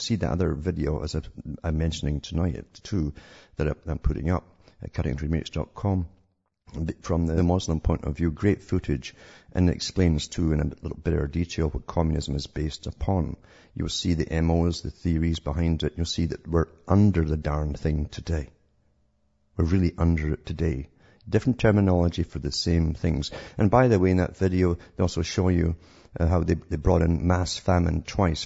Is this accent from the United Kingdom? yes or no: yes; United Kingdom; growing up in Britain during the supposed Cold War